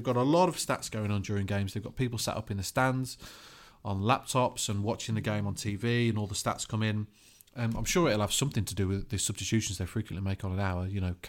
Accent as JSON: {"language": "English", "town": "Middlesbrough", "region": "North East England", "country": "United Kingdom", "lives_now": "South Korea", "said": "Like Judah, I'm from Middlesbrough."}